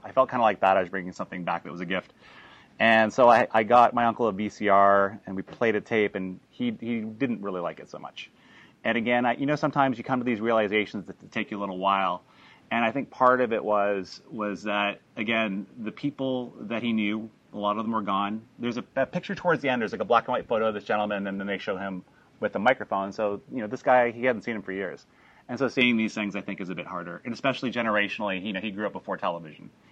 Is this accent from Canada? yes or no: yes; Canada; first language English; I'm originally from Canada. My first language is English